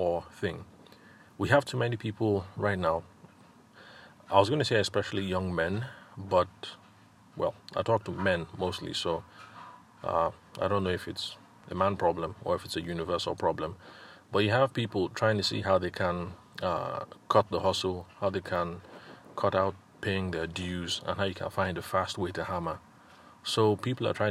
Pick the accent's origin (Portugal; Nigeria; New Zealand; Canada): Nigeria; Benue; like I am, I'm Tiva, I'm from Benue State.